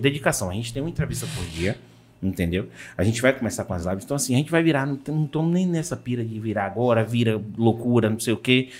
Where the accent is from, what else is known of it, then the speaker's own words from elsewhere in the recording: Vitória da Conquista, Bahia, Brazil; minha mãe é de Vitória da Conquista, eu sou de Vitória da Conquista